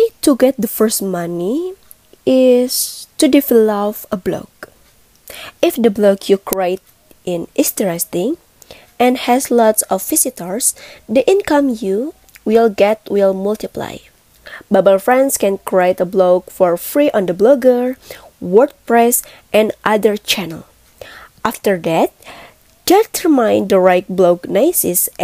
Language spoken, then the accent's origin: English; Bandung, West Java, Indonesia; I'm from Bandung